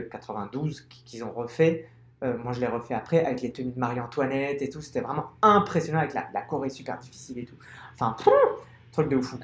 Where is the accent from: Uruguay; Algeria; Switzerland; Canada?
Algeria; also born or lived in Paris, France; now in Barcelona, Spain; je suis algérien, donc je suis, je suis né en Algérie